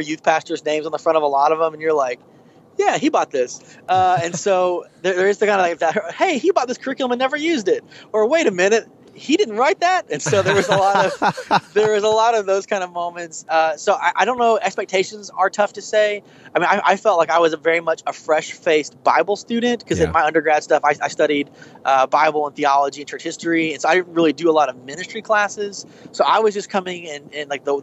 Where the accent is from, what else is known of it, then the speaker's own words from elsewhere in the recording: Oklahoma, United States; my home state